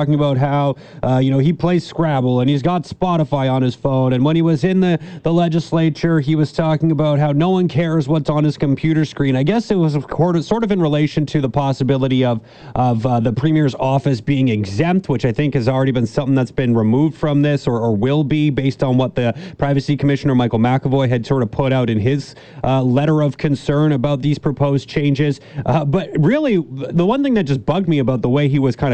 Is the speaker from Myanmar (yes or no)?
no; Canada; as a Canadian